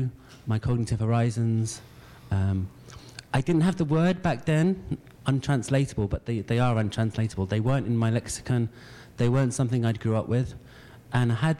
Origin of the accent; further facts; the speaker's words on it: London, United Kingdom; I grew up in London